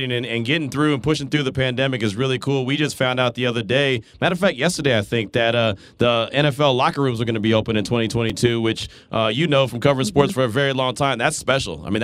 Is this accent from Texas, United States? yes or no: yes; Texas, United States; you know we came from Texas, so she always